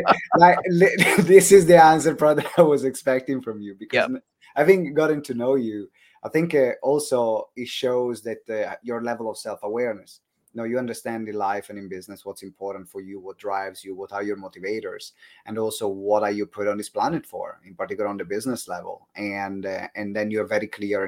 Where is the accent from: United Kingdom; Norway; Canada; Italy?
Italy; accent: Italian; That's my Italian accent